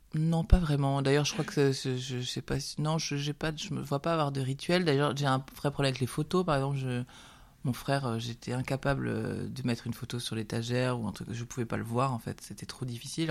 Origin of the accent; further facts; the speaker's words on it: Aubrac, France; on vient de l'Aubrac